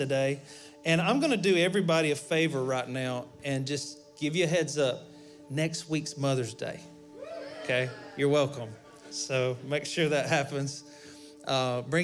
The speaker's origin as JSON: {"language": "English", "region": "Alabama", "country": "United States", "said": "we're from Alabama."}